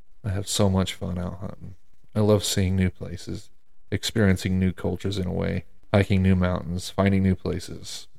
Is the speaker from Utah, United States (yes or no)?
yes; Utah, United States; my home state of Utah